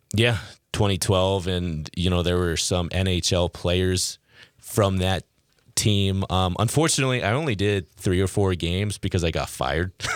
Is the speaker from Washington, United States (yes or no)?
yes; Key Center, Washington, United States; moved away as an adult; also born or lived in Moorhead, Minnesota / Fargo, North Dakota; I'm from a town of 90 people called Key Center, Washington. It's an hour's uh, south of Seattle